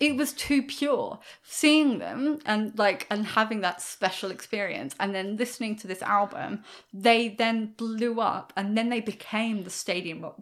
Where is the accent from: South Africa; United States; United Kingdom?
United Kingdom; England; I'm English